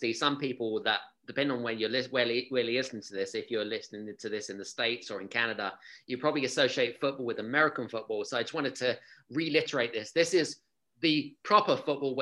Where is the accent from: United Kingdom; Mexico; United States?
United Kingdom; I'm obviously coming from the UK as well